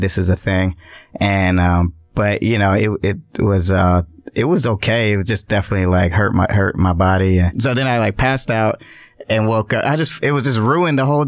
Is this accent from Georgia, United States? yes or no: yes; Atlanta, Georgia, United States; I'm from Atlanta